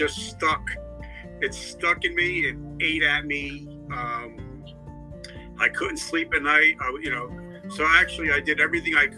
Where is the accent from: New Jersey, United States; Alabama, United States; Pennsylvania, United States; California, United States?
New Jersey, United States; I grew up in Jersey.